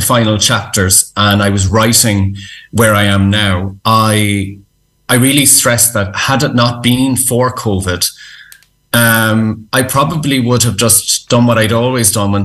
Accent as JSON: {"language": "English", "country": "Ireland", "said": "as Irish people"}